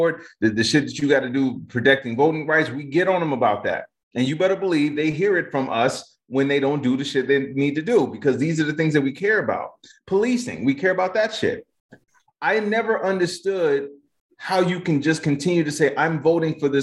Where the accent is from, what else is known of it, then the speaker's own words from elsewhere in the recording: Chicago, Illinois, United States; I'm from Chicago